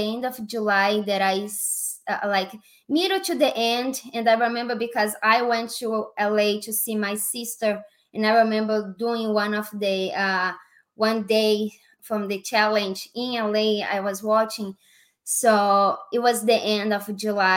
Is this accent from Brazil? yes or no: yes; Brazil; accent: Brazilian; English is a second language; moved away as an adult; now in Las Vegas, United States; I'm from Brazil, and I came to USA in 2016